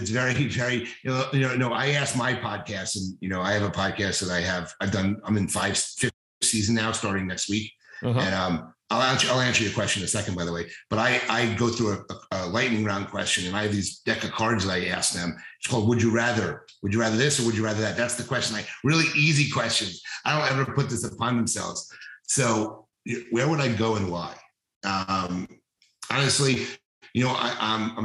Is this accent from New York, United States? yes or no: yes; New City, New York, United States; moved away as an adult; also born or lived in Philadelphia, Pennsylvania / New Orleans, Louisiana; now in Delray Beach area, Florida, United States; the house I grew up in New City